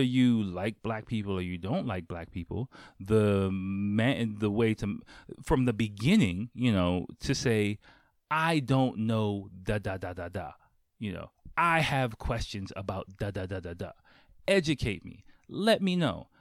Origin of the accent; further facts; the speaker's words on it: United States; moved away as an adult; now in Japan; I grew up in Chocolate City